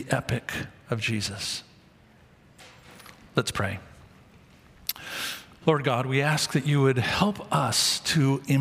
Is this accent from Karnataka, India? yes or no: no; Mumbai, Maharashtra, India; I'm from Mumbai. And I went to medical school there